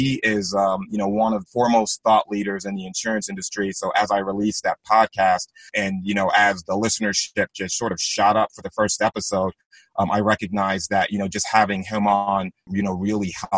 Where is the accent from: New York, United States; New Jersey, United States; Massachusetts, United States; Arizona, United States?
New York, United States; Long Island; I grew up in Long Island